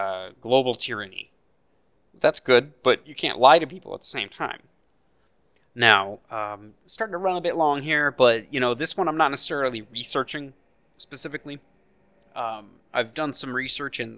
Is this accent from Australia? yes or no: no; United States; as an American